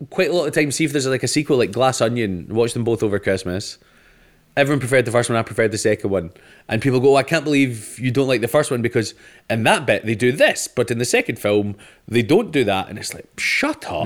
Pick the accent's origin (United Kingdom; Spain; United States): United Kingdom; Scotland; I'm Scottish